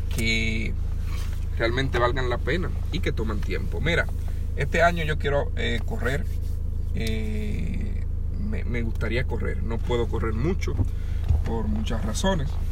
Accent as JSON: {"language": "Spanish", "country": "Dominican Republic", "tie": "born or raised there", "moved": "yes", "said": "yo estaba pequeño allá en República Dominicana, donde yo nací, la casa de mi abuela, donde yo me crié"}